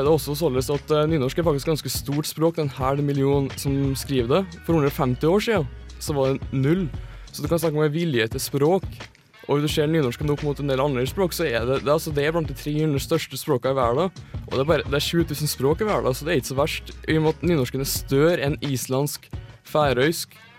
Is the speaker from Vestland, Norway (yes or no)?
no; Trøndelag, Norway; er innfødt trønder